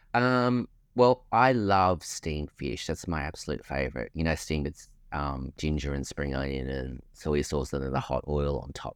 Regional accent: Australia; being Australian

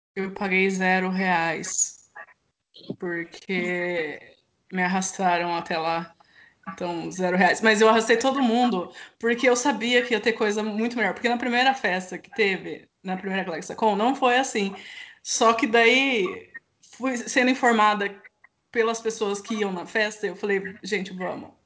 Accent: Campinas, São Paulo, Brazil; Eu sou de Campinas

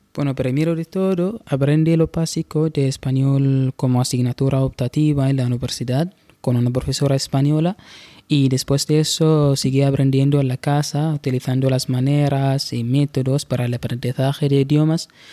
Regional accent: Bahla, Ad Dakhiliyah, Oman; Spanish is a second language; Yo vivo en Nasib, pero vengo de Wilayat Bahla

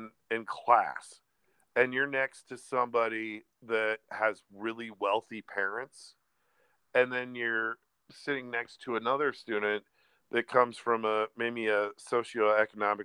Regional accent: Des Moines, Iowa, United States; moved away as an adult; also born or lived in Chicago, Illinois / Florida; we all grew up in the same area. We're all from Des Moines, Iowa.

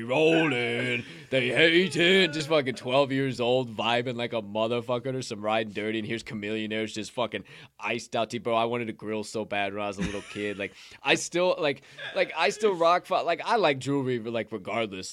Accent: Bethany, Illinois, United States; where I grew up, Bethany

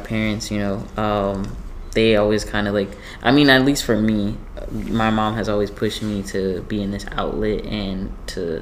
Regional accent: Jamaica; being Jamaican and having these different cultured foods

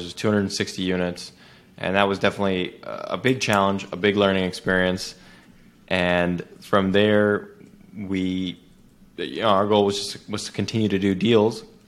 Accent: Silicon Valley, California, United States; my background is I grew up in Silicon Valley, California.

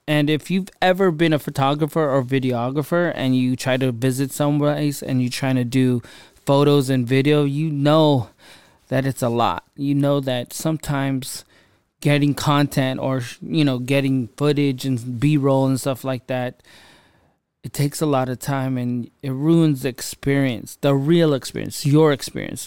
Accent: California, United States; I'm from California

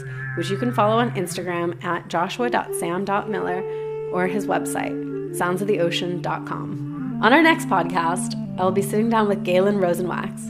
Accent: Miami, Florida, United States; I grew up in Miami

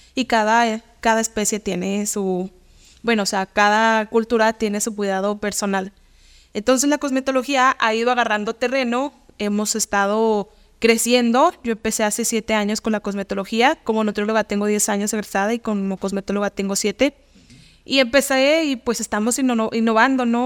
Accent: Mexico; como buenos mexicanos

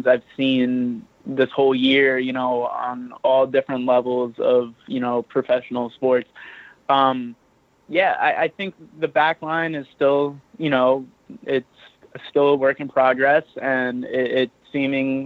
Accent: Yonkers, New York, United States; I'm from Yonkers, New York.

